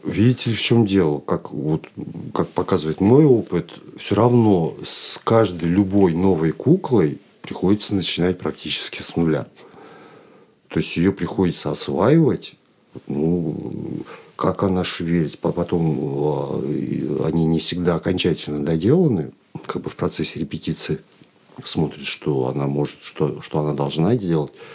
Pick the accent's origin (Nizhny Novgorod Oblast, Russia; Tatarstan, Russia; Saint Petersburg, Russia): Nizhny Novgorod Oblast, Russia; Chkalovsk; moved away as an adult; now in Moscow, Russia; я родом из Нижегородской области, город Чкалск